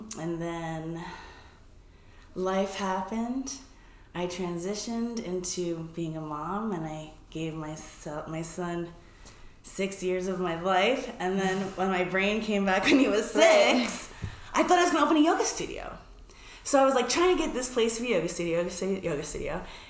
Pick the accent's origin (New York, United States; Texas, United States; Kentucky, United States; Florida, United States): New York, United States; moved away as an adult; also born or lived in San Francisco; I'm originally from New York.